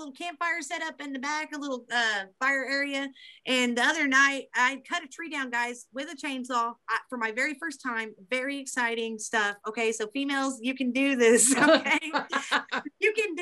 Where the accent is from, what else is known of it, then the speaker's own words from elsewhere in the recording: Beebe, Arkansas, United States; this is in my hometown.